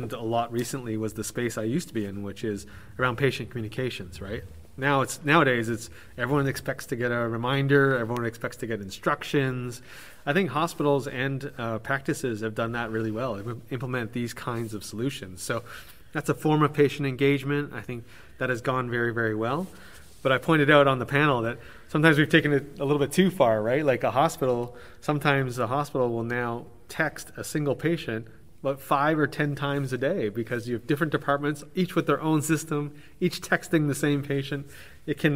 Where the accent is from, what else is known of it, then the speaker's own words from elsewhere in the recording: Canada; coming from Canada